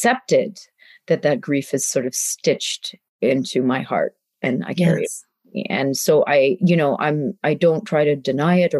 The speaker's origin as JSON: {"language": "English", "country": "Canada", "tie": "born or raised there", "also_born_or_lived": "India", "moved": "as an adult", "said": "when I was growing up in Canada"}